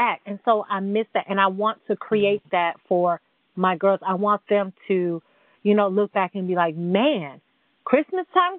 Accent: New York, United States; moved away; I'm from New York.

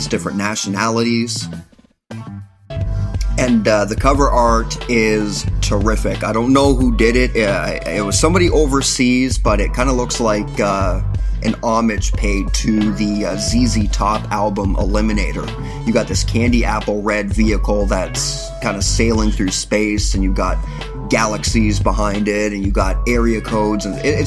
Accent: Canada; I remain proud to be a Canadian

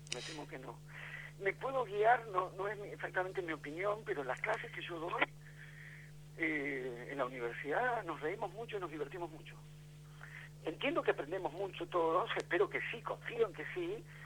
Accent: Buenos Aires, Argentina; Yo soy de Buenos Aires

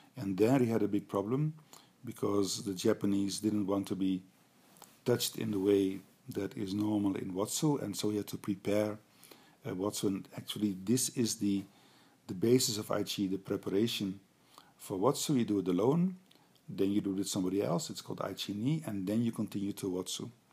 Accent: Netherlands; I'm a physiotherapist from the Netherlands

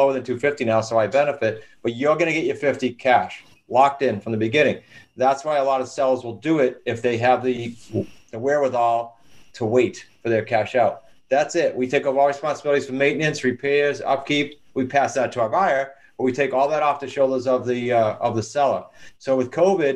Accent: New England, United States; we're from New England, right? So we're pretty blunt and to the point

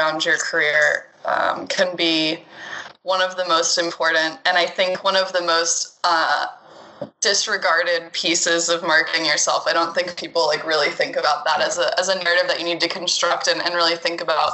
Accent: Atlanta, Georgia, United States; moved away as an adult; also born or lived in Brooklyn, New York; now in New York, United States; I'm originally from Atlanta

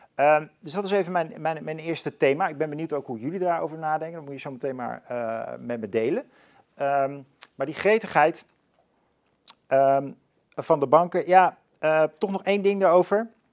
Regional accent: Leusden, Utrecht, Netherlands; ik ben opgegroeid in Leusden

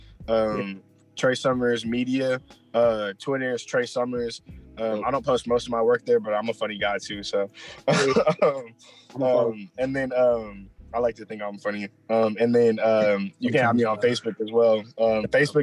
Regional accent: Lewisville, Texas, United States; I'm originally from Texas. I've never left here. You feel me? I've always been here. Yeah. Bro, I grew up in Louisville and I've never lived anywhere 30 minutes away from there

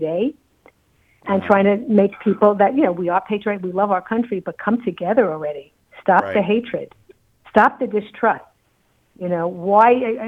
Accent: New York City, New York, United States; When I was growing up in Brooklyn

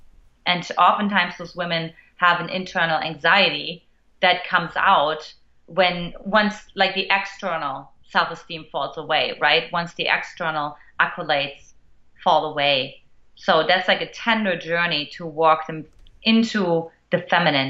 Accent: eastern Germany, Germany; moved away; I grew up in Eastern Germany to an emotionally absent mother

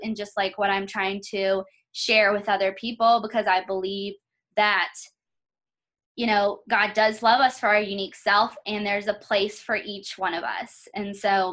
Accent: North Carolina, United States; moved away as an adult; now in Las Vegas, United States; I'm originally from North Carolina, and so I grew up there

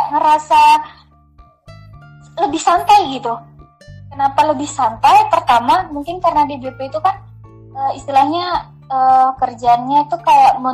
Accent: East Java, Indonesia; masih di area Jawa Timur gitu dan e, mereka juga istilahnya pasangan mereka juga itu sama-sama Madura

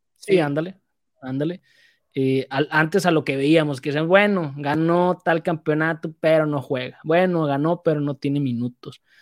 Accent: Mexico; Teníamos varias opciones como mexicano

